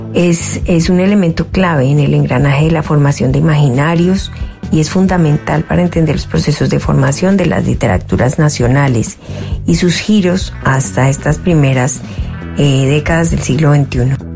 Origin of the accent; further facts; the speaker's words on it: Colombia; moved away as an adult; now in Canada; Soy colombiana